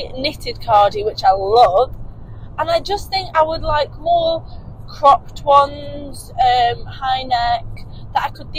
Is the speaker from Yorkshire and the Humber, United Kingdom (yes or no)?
no; Manchester, North West England, United Kingdom; also born or lived in Cheshire; we're from Manchester, if you guys didn't already know, with Cheshire, if you care.